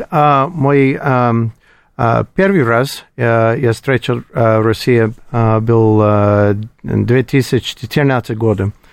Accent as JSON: {"language": "Russian", "region": "Colorado", "country": "United States", "second_language": "Russian", "moved": "as an adult", "lives_now": "Moscow, Russia", "said": "Я из Колорадо, это холодно, не проблема для меня"}